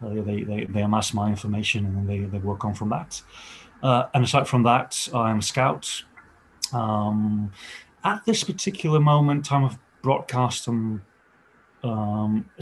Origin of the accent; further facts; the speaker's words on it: The Hague, South Holland, Netherlands; I am from the Netherlands. I'm born and raised in The Hague or Den Haag.